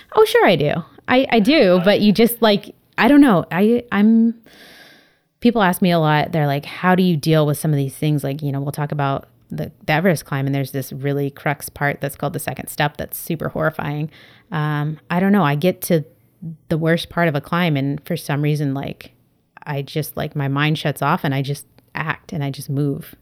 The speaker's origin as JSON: {"language": "English", "town": "San Diego", "region": "California", "country": "United States", "tie": "born or raised there", "lives_now": "Berkeley, United States", "said": "I grew up in San Diego, California. So I was a beach kid"}